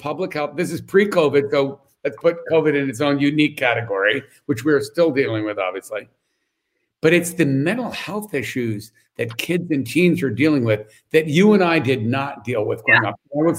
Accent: New York City, New York, United States; I grew up in New York City, right?

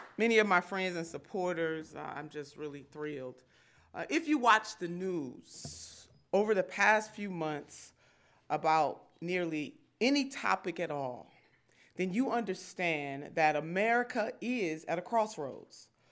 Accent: Cleveland, Ohio, United States; I grew up in the Lee Harvard neighborhood

